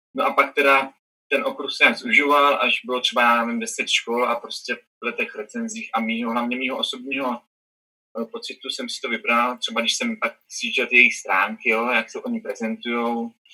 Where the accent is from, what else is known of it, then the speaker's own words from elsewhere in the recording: Czechia; narodil jsem se třeba v Česku, jo, nějakou městečku a mám tady rodiče